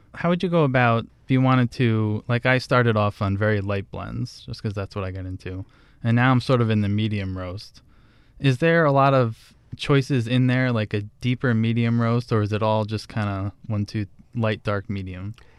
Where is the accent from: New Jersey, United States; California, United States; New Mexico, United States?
New Jersey, United States; I grew up in New Jersey, an Italian family